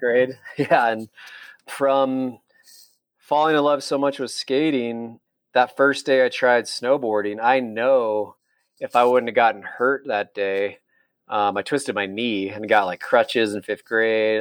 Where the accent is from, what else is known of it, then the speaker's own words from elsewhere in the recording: Salt Lake City, Utah, United States; I'm born and raised in Salt Lake and I grew up in the avenues.